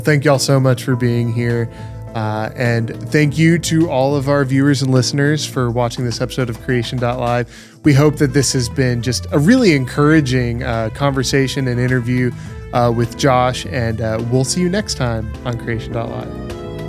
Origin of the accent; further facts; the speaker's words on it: Texas, United States; I was born and raised in Texas